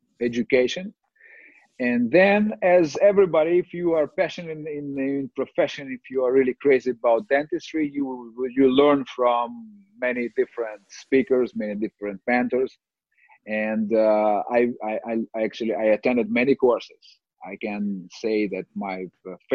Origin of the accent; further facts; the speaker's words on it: Kyiv, Ukraine; I'm from Kiev, Ukraine